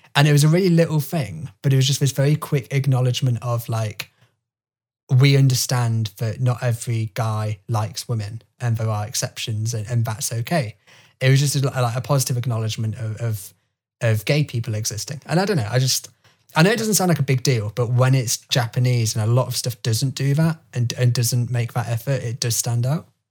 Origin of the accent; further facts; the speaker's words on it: United Kingdom; as a British person